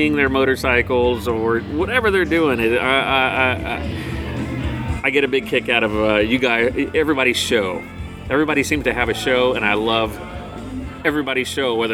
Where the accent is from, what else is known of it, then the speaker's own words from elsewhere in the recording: Austin, Texas, United States; I'm originally from Austin, Texas